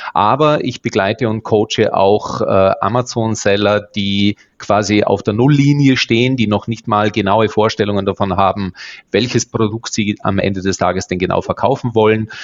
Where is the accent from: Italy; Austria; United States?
Austria; Bregenzerwald, Lake Constance area, Vorarlberg; Ich bin Österreicher, komme ursprünglich aus dem Bodenseegebiet, geborener Bregenzer Wälder